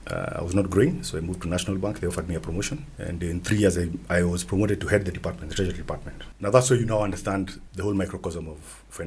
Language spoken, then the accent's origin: English; Kenya; Being the Kenyan